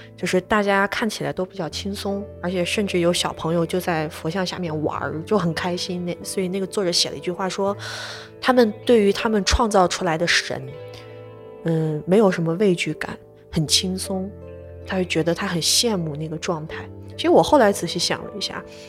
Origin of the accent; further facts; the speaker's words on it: Lanzhou, Gansu, China; 我们老家兰州当时其实被封控掉了